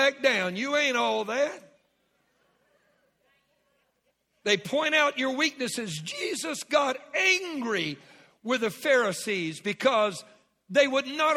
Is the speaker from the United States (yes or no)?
yes; Southwest Louisiana, United States; I was raised in Southwest Louisiana